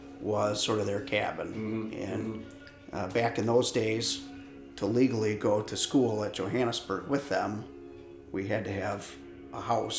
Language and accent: English; West Branch of Big Creek, near Lovells, northern Michigan, United States; I grew up on the West Branch of Big Creek, not too far from Lovells here. And both of my parents were school teachers, Johannesburg Lewiston.